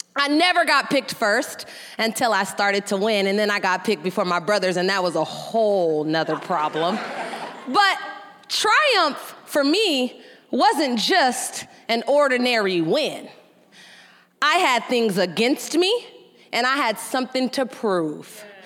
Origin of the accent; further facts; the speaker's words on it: San Francisco, California, United States; I grew up, I grew up in San Francisco, the youngest of two older brothers.